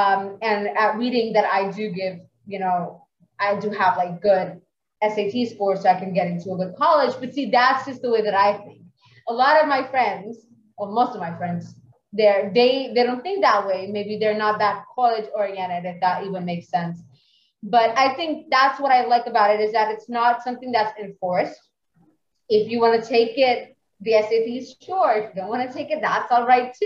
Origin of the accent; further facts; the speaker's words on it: Pakistan; I'm a religious person for sure, and I'm from Pakistan